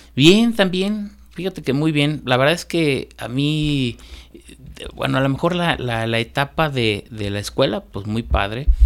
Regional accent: León, Guanajuato, Mexico; also born or lived in Salamanca, Guanajuato / Irapuato, Guanajuato; ya como desde los nueve años, diez años, no, desde los nueve ya vivo aquí en León

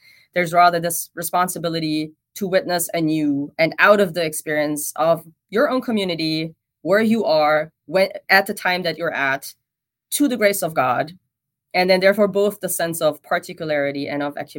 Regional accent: Germany; And I come from Germany and there even, I mean, I think even more than in the US scene, after World War I, the theological scene was very much dominated by Bart's theology

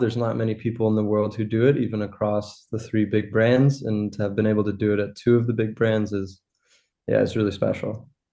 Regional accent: Los Angeles, California, United States; moved away as an adult; also born or lived in Rhode Island / Boston; now in Germany; I grew up in Los Angeles.

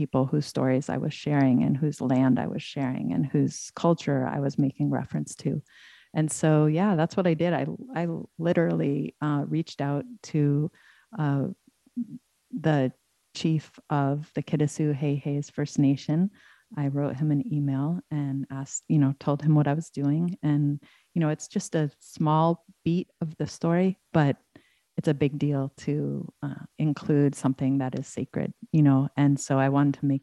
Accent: Ithaca, New York, United States; I grew up in Ithaca

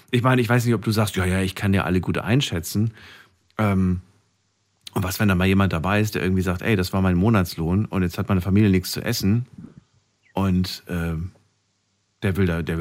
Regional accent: Frankfurt, Hesse, Germany; Ich komme aus Frankfurt. Was soll ich denn sagen?

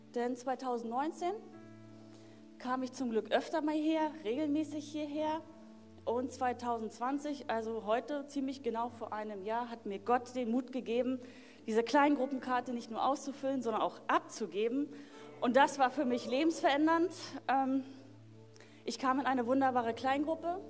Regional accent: Berlin, Germany; ich wurde damals in Berlin geboren. In Berlin ähm, Marzahn bin ich aufgewachsen

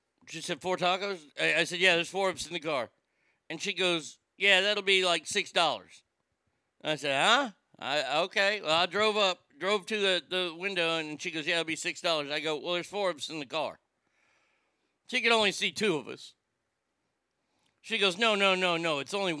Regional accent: Garland, Texas, United States; also born or lived in Rockwall, Texas; I grew up in Garland.

